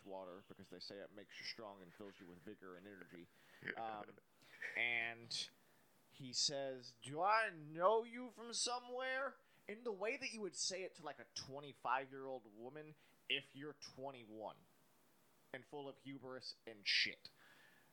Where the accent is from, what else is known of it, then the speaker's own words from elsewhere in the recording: Spring, Texas, United States; We're from Old Town Spring